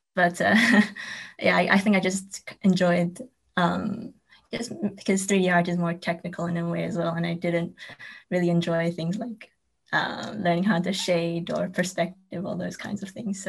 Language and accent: English; New Zealand; also born or lived in Taiwan; now in London, United Kingdom; Well, I was born in New Zealand, but I'm also Taiwanese. So I've been in New Zealand and Taiwan, and now I'm in London because I studied here for uni and now I'm working here as well.